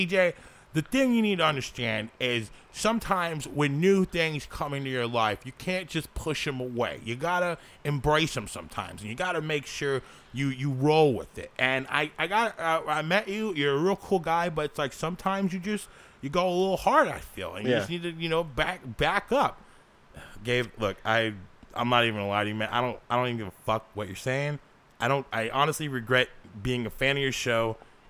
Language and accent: English; Alaska, United States; since we're already here, I'm from Alaska, and I just have to keep my open heart